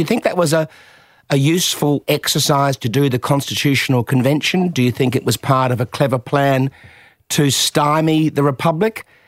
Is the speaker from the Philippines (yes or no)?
no; Adelaide, South Australia, Australia; I was from Adelaide